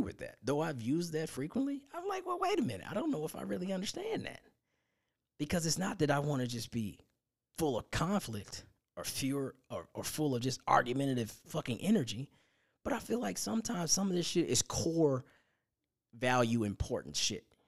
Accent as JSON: {"language": "English", "region": "Indiana", "country": "United States", "tie": "born or raised there", "said": "my hometown of Indiana"}